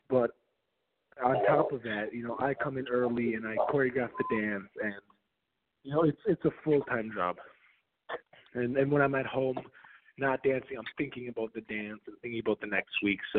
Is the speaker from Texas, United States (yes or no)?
no; Minnesota, United States; I grew up in Minnesota, and my parents they moved from Belarus, which at the time was the part of the Soviet Union